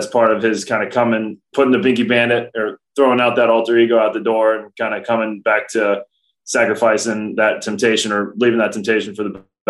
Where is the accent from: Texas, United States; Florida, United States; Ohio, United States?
Ohio, United States; Cincinnati; now in Milwaukee, United States; Cincinnati, my hometown